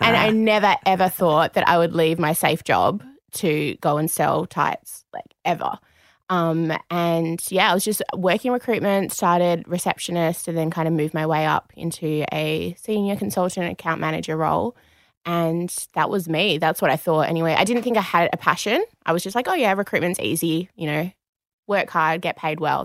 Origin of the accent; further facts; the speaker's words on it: Perth, Western Australia, Australia; moved away as an adult; now in Sydney, Australia; we're both from Perth originally.